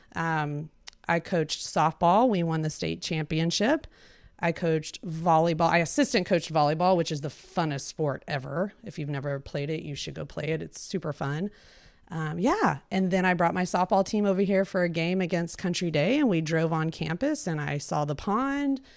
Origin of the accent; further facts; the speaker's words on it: Weatherford, Texas, United States; also born or lived in Cambridge, Massachusetts / Austin, Texas / Houston, Texas; I grew up in Weatherford, Texas